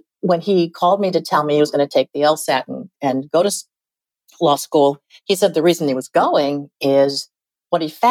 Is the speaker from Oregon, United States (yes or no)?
yes; Oregon, United States; moved away as an adult; also born or lived in Washington, D.C.; I could eventually go back to my home state, Oregon